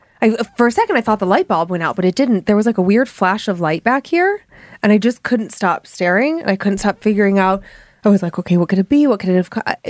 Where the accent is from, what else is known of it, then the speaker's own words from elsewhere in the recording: Cleveland, Ohio, United States; I grew up in Cleveland.